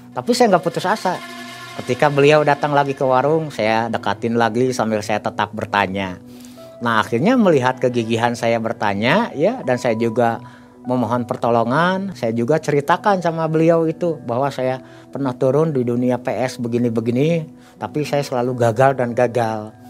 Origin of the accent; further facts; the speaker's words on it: Bandung, West Java, Indonesia; kenalin saya dari Bandung nih Pak Haji.